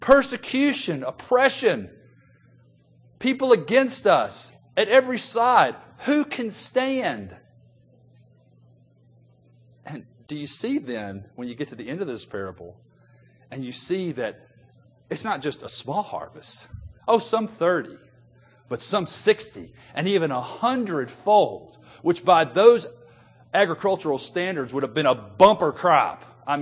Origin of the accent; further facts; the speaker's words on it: Memphis, Tennessee, United States; it reminds me of growing up in Memphis when we used to drive into the Delta of Mississippi or in the Delta of Arkansas